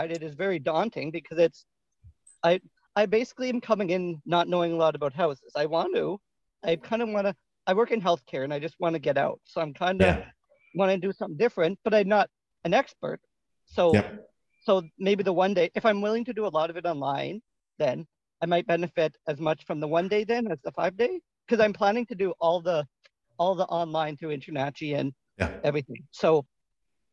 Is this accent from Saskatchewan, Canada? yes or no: yes; Saskatchewan, Canada; So I'm actually from Canada. I'm from Saskatchewan.